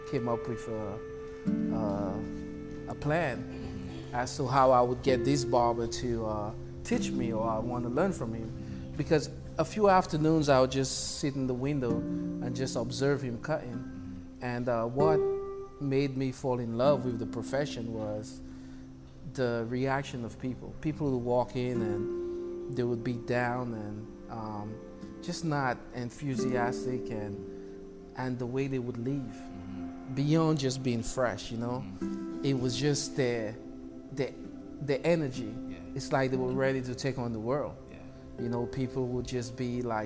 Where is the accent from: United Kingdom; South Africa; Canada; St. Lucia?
St. Lucia; moved away as an adult; now in New York, United States; I'm originally from the Caribbean island of St. Lucia.